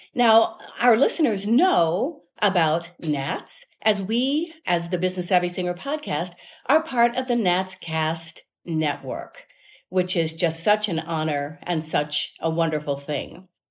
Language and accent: English; Cincinnati, Ohio, United States; I'm originally from Cincinnati